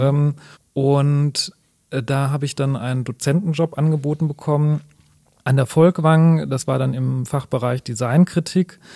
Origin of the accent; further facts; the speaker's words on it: Sauerland, North Rhine-Westphalia, Germany; moved away as an adult; now in Wuppertal, Germany; ich bin äh, leidenschaftlicher Wuppertaler, aber ich komme ursprünglich aus dem Sauerland.